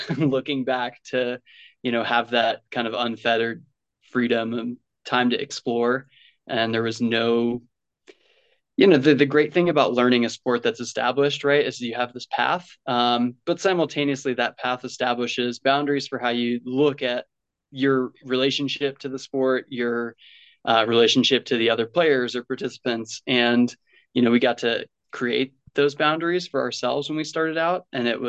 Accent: Western Long Island, New York, United States; I grew up on Long Island, like 5 minutes from Queens. So Western Long Island

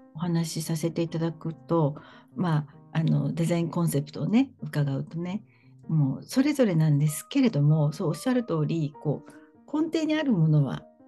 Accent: Kanto, Japan; 私はもうずっとなんか関東

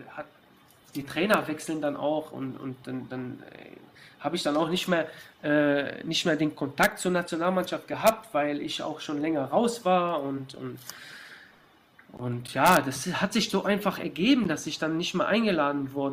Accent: Germany; ich bin ja in Deutschland geboren, ich bin die ganze Jugend beim FC gewesen

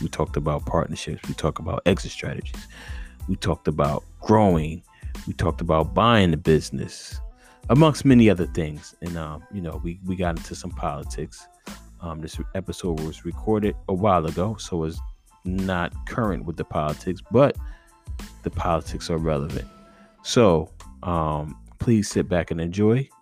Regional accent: Northeast, United States; as a northeasterner

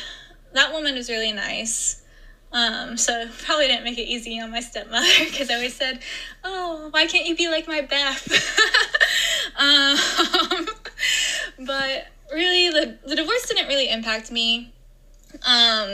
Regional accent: Ohio, United States; also born or lived in Indiana; I grew up in Ohio and partially Indiana as well

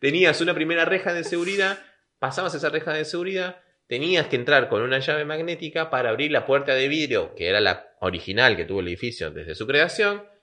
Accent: Caracas, Capital District, Venezuela; also born or lived in Lima / Buenos Aires; now in La Plata, Argentina; Yo viví en Caracas, Venezuela, que es donde nací

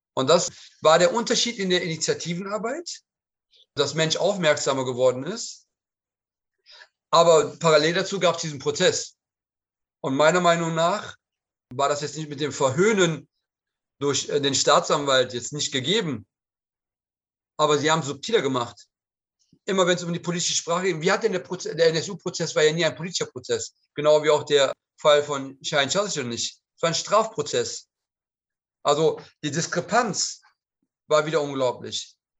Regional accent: Cologne, North Rhine-Westphalia, Germany; ich war ja zur Zeit des ähm, Anschlages, des Nagelbombenanschlages auch Anwohner der Kolbstraße. Nicht Bewohner, aber habe in unmittelbarer Nähe gewohnt und meine Kindheit habe ich auf der Kolbstraße verbracht

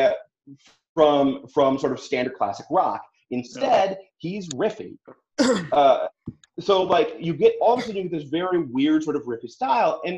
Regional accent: Wisconsin, United States; we're both from kind of the same area. He's from Chicago and I'm from Wisconsin.

